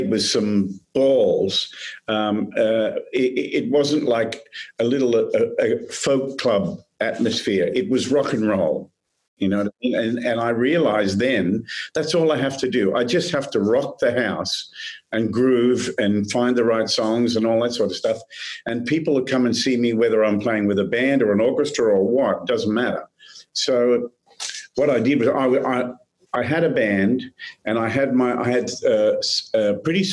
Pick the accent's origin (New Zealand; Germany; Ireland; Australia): Australia; also born or lived in Nashville, United States; now in United States; I'm an Aussie, and I'm an American as well